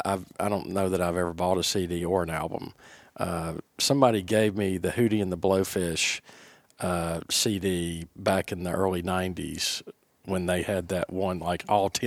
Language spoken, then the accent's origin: English; Florida, United States; everybody thinks they're from Alabama. No, we're from Florida.